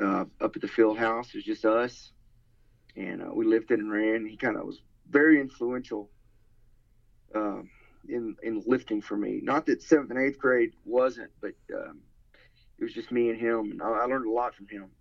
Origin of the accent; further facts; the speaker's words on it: Marquez, Texas, United States; moved away as an adult; now in New Orleans, United States; I'm from Marquay, Texas. Population of 270 people